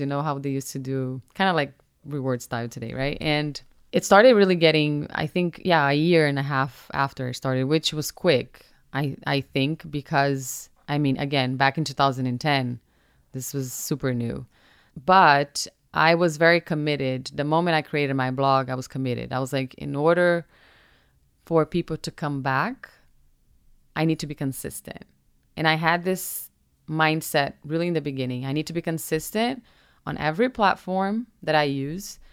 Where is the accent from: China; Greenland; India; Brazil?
Brazil; first language Portuguese; English is a second language; now in United States; I was raised in Brazil and I'm proud of my country